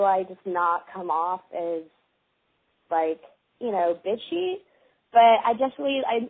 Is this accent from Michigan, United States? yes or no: yes; Michigan, United States; now in Los Angeles, United States; I'm 21, and I'm from Michigan, but I'm actually living in L.A.